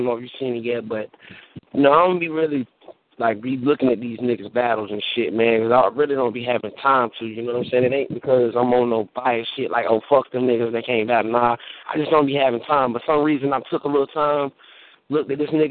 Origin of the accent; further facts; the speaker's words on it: Oxford, North Carolina, United States; my hometown, Oxford. You know what I'm saying? Oxford, North Carolina